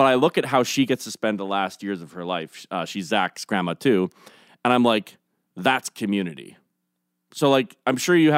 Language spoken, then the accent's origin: English; Canada; But honestly, I think that's one of the best things about being Canadian.